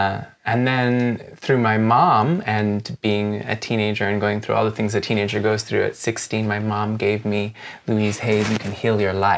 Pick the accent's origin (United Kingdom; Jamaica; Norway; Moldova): Jamaica; also born or lived in United States; I'm originally from Jamaica in the Caribbean, and I grew up between the United States and Jamaica, so I'm kind of Jamaican.